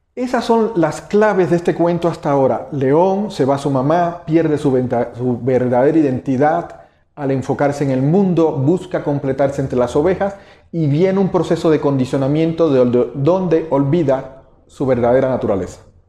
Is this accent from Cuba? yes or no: yes; Cuba; moved away as an adult; now in Mexico; El, acento que quizás escuchen es que eh, no nací en México nací en Cuba, llevo 17 años en México, naturalizado, soy mexicano.